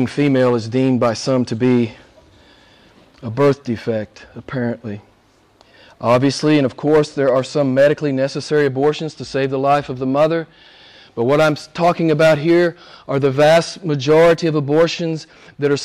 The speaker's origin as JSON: {"language": "English", "country": "United States", "moved": "as an adult", "said": "Back in the States some years ago, I was very active in the pro-life movement. I spoke to different groups. I traveled all over my home state"}